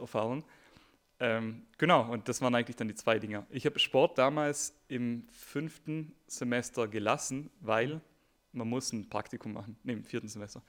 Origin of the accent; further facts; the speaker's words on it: South Tyrol, Trentino-Alto Adige, Italy; moved away as an adult; now in Munich, Germany; ich komme nämlich aus Südtirol, ähm, nach München gekommen.